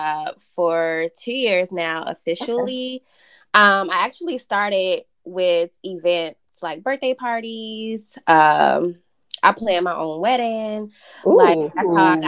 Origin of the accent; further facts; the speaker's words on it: North Carolina, United States; I am a North Carolinian. I was raised in North Carolina. Now living in Charlotte